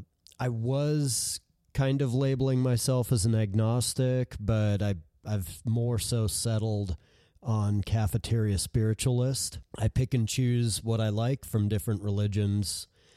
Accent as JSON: {"language": "English", "region": "Colorado", "country": "United States", "tie": "born or raised there", "said": "I was born and raised here in Colorado as Missouri Synod Lutheran."}